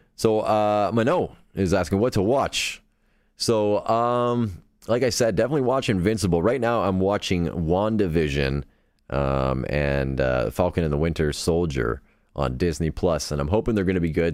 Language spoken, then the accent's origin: English; Canada; accent: Canadian; I'm Canadian